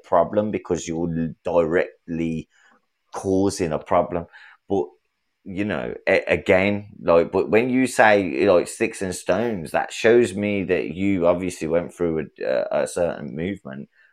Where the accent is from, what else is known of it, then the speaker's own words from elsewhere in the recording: England, United Kingdom; I'm from England